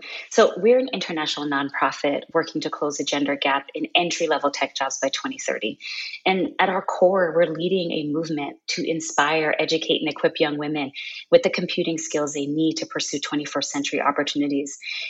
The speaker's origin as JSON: {"language": "English", "town": "Brooklyn", "region": "New York", "country": "United States", "tie": "born or raised there", "also_born_or_lived": "Kingston, Jamaica", "said": "So I'm a Jamaican-American educator, tech enthusiast, equity advocate, and the CEO of Girls Who Code. And, you know, my passion for this work actually started when I was a girl growing up with my mother, both in Brooklyn, New York, and Kingston, Jamaica."}